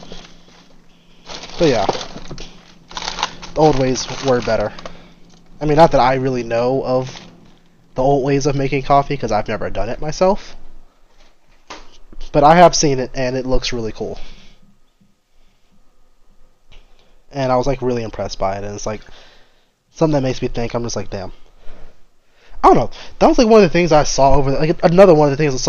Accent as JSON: {"language": "English", "region": "Louisiana", "country": "United States", "moved": "yes", "said": "I'm from Louisiana, there's certain things about my personality that just screams Louisiana"}